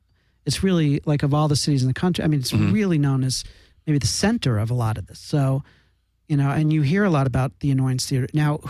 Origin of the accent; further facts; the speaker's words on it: Chicago, Illinois, United States; moved away as an adult; also born or lived in Georgia; especially growing up in Chicago.